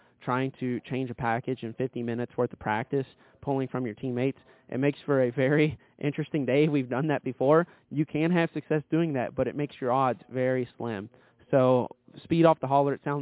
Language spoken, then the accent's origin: English; Kentucky, United States; I'm from Kentucky